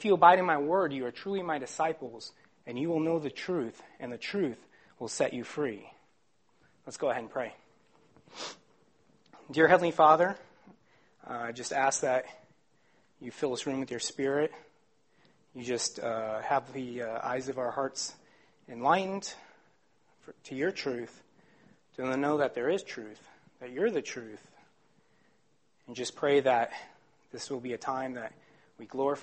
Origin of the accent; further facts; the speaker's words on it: Phoenix, Arizona, United States; I'm from Phoenix, Arizona.